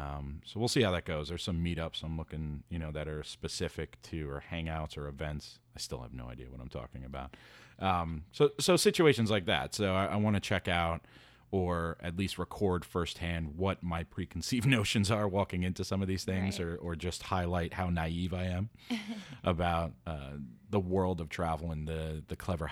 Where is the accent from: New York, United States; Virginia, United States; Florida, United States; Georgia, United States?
New York, United States; New York City; being a New Yorker, super foreign to me. Opening up my doors to have somebody just chill on my couch in a tiny New York City apartment.